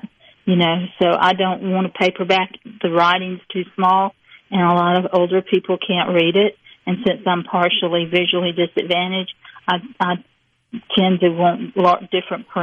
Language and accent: English; Petal, Mississippi, United States; moved away; also born or lived in New England / Northampton; I'm from Petal. It was a 2 red light town till it got Walmart and got 3.